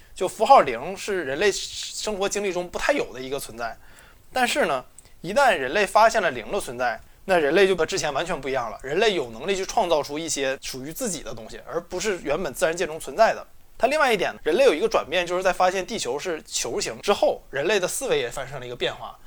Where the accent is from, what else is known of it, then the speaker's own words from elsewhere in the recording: China; 我们中国人